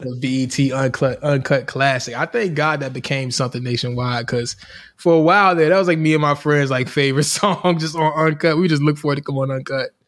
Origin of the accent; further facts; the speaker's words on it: Richmond, Virginia, United States; growing up in Richmond, in Virginia